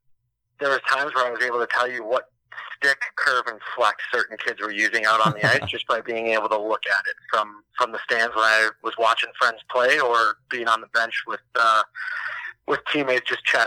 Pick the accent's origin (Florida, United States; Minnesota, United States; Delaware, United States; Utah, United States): Minnesota, United States; moved away as an adult; also born or lived in Amherst, Massachusetts; I'm actually originally from Minnesota, grew up and played hockey there, played high school hockey